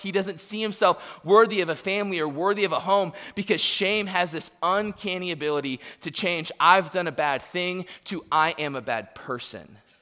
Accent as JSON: {"language": "English", "town": "Tampa", "region": "Florida", "country": "United States", "tie": "born or raised there", "moved": "yes", "lives_now": "Searcy, United States", "said": "I was born in Tampa, and now I live in Searcy, Arkansas."}